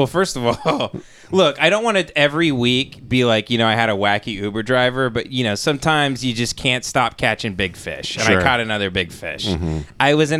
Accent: Texas, United States; We grew up in Texas.

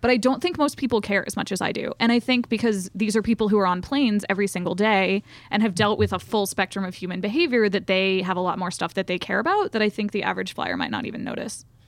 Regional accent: the South, United States; accent: Southern; I'm from the South

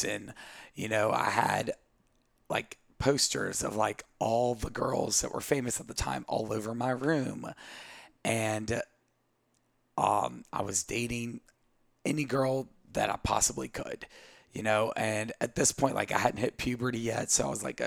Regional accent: Southwest Virginia, United States; moved away as an adult; also born or lived in Brazil; now in Charleston, United States; I grew up in Southwest Virginia

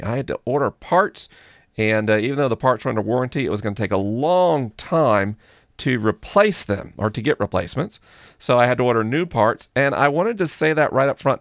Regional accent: United States; I'm American

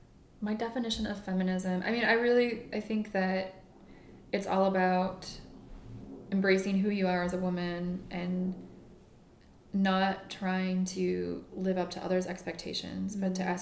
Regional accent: Midwest, United States; now in New York, United States; because I'm from the Midwest, and, you know, in New York, there are so many tall women

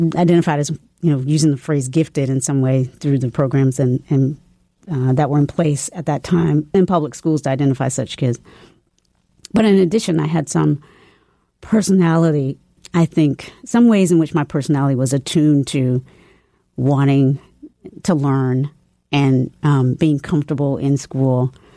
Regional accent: the South, United States; also born or lived in Charlottesville, Virginia; my family was just like, okay, well, we're from the South. And it was a Christian, we, I definitely grew up in a Christian family

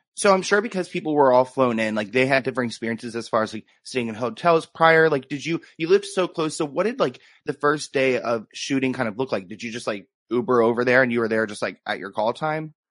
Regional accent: United States; born or raised there

